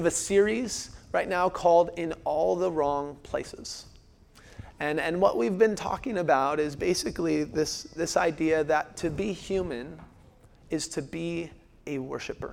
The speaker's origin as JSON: {"language": "English", "region": "Washington", "country": "United States", "tie": "born or raised there", "also_born_or_lived": "Phoenix", "moved": "yes", "said": "I grew up in Washington State, where it's like two weathers"}